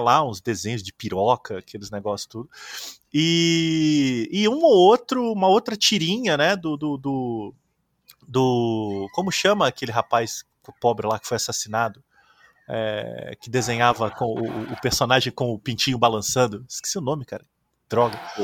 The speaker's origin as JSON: {"language": "Portuguese", "region": "interior of Minas Gerais", "country": "Brazil", "said": "eu sou do interior de Minas"}